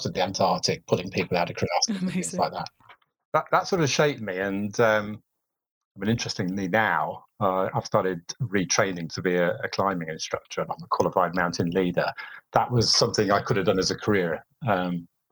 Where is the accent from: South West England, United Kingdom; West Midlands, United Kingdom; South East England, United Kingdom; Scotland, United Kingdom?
West Midlands, United Kingdom; Wolverhampton; also born or lived in Surrey; my hometown, Wolverhampton